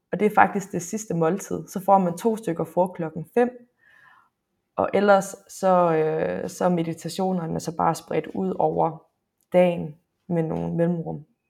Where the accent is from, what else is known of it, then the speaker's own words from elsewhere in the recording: Frederikshavn, North Denmark Region, Denmark; jeg er fra Nordjylland, jeg er fra Frederikshavn